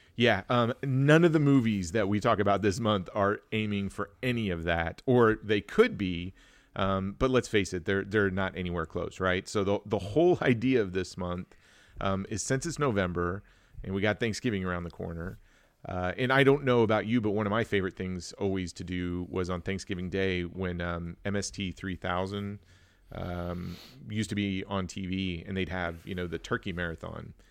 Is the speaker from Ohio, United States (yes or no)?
no; Wichita, Kansas, United States; I grew up in Wichita